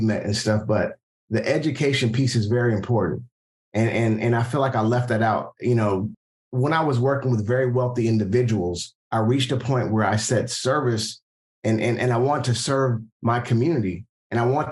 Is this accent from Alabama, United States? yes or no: yes; Tuskegee, Alabama, United States; also born or lived in Plainfield, New Jersey; now in Atlanta, United States; I grew up in Tuskegee, Alabama before moving to Atlanta